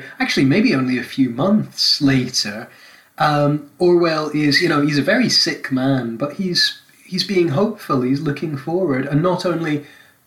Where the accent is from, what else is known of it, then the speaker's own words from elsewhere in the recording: Scotland, United Kingdom; I'm Scottish